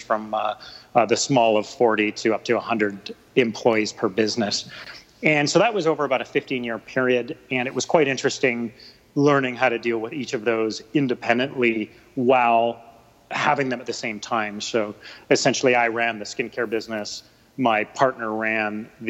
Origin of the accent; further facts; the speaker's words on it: Vancouver, British Columbia, Canada; also born or lived in Ontario; I'm a Vancouver boy, born and raised. I've lived here my whole life, except for a stint in Ontario for university